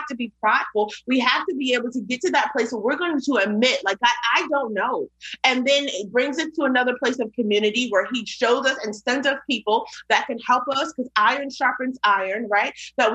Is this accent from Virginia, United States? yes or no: yes; Virginia, United States; also born or lived in Queens, New York; I was born in Queens, New York. I moved to Virginia a couple of years later